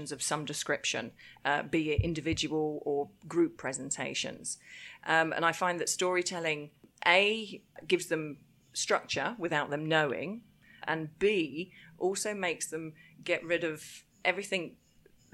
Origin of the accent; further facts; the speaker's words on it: Cambridge, East of England, United Kingdom; now in Japan; my hometown, Cambridge